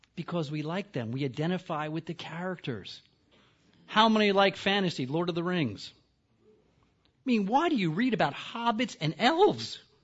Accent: the East, East Coast, United States; I'm from the East.

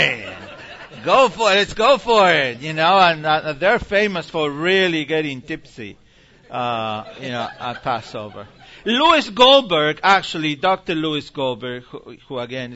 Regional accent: Argentina; moved away; I grew up in Argentina.

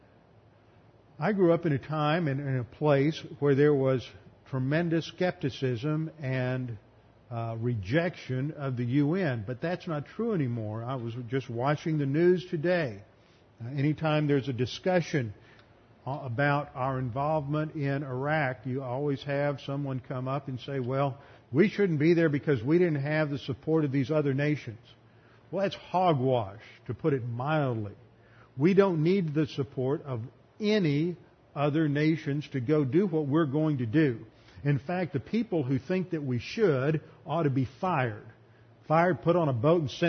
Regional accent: Texas, United States; growing up in Texas

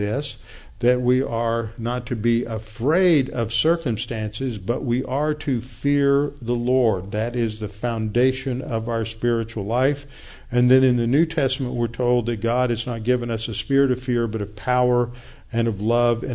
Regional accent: the South, United States; I'm a Southerner.

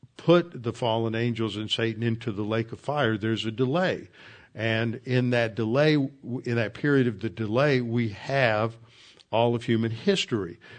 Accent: the South, United States

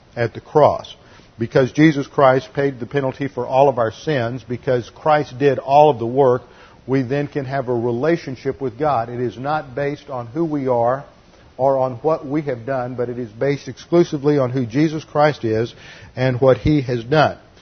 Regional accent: Houston, Texas, United States; church where I grew up in Houston

